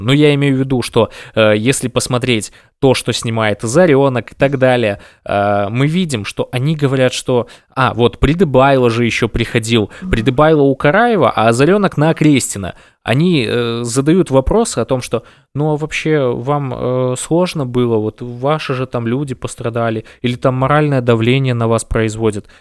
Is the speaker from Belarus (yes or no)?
yes; Belarus; мы единый народ, мы белорусы